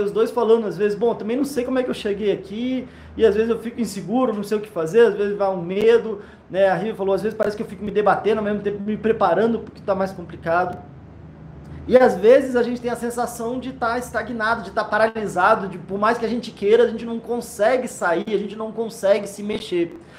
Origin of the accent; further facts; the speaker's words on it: Brasília, Federal District, Brazil; Brasília, eu nasci aqui, gosto muito daqui